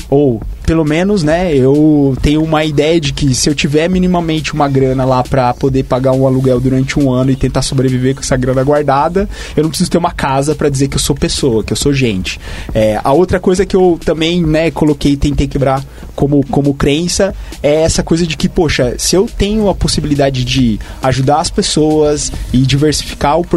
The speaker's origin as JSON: {"language": "Portuguese", "region": "São Paulo", "country": "Brazil", "said": "E eu vim do interior de São Paulo, então acho que esse é um ponto interessante também quando a gente olha a realidade de São Paulo."}